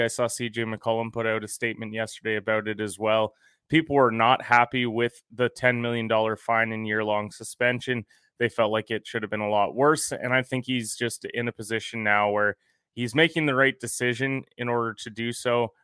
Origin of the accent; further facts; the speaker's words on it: Canada; I'm a Canadian